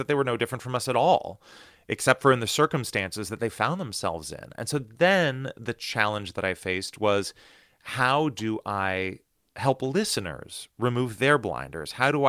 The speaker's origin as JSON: {"language": "English", "country": "United States", "tie": "born or raised there", "said": "growing up in the United States, I had been incredibly lucky to live in this country that has two enormous oceans on either side of it"}